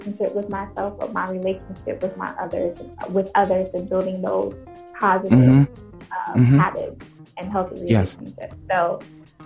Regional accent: Milwaukee, Wisconsin, United States; moved away as an adult; also born or lived in Syracuse, New York; I am originally from Milwaukee, Wisconsin. I'm a Midwestern baby.

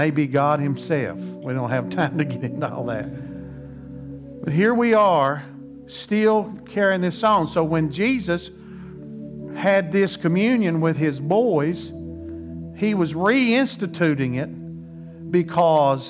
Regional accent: United States; I speak that as American

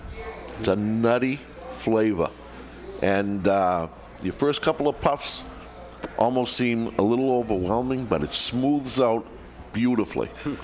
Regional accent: Revere, Massachusetts, United States; moved away as an adult; now in New Hampshire, United States; I grew up in Revere

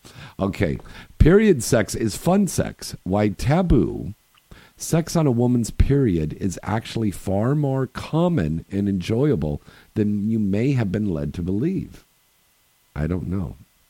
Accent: Bay Area, California, United States; we're both from the Bay Area.

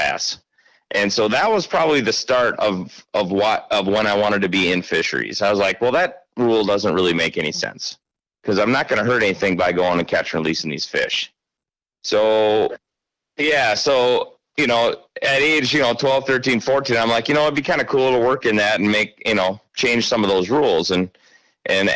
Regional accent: Stoughton, Wisconsin, United States; When I was a kid growing up in Stoughton

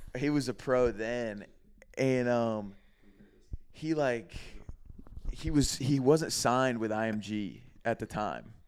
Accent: Greenville, South Carolina, United States; moved away as an adult; also born or lived in Florida; my hometown, Greenville

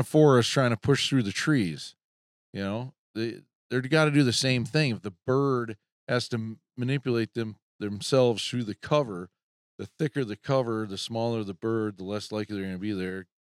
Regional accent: Midwest, United States; We're from the Midwest

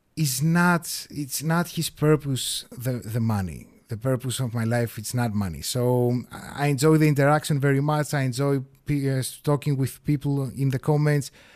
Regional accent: Greece; first language Greek; English is a second language

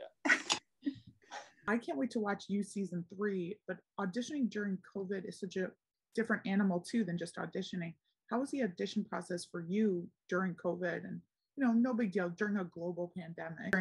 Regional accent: Philadelphia, Pennsylvania, United States; I'm from Philly

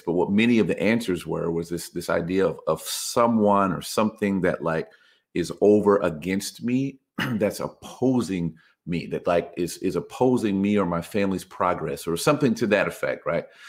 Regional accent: United States; us in the United States

